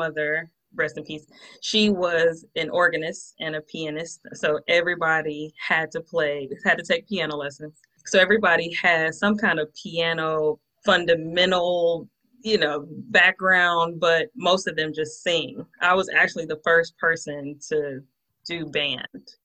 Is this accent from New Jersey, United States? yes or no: no; Atlanta, Georgia, United States; Born and raised in Atlanta, Georgia